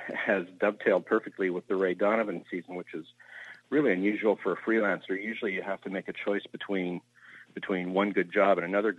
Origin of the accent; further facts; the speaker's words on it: Vancouver, British Columbia, Canada; I grew up in Vancouver, Canada